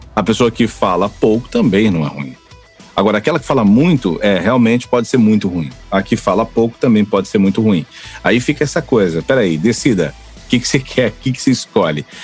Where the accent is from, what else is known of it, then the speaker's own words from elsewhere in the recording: interior of São Paulo, Brazil; moved away as an adult; now in Florianópolis, Brazil; Faz 18 anos que moro em Floripa, sou do interior de São Paulo